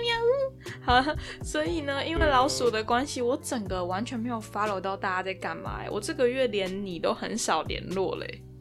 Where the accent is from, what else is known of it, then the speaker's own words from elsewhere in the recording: Taiwan; moved away as an adult; now in London, United Kingdom; 我们就是台湾的未来自己保护好啊